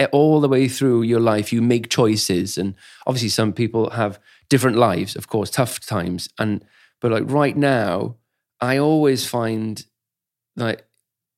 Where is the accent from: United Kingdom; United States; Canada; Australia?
United Kingdom; Wales; I grew up in Wales, pretty much all of Wales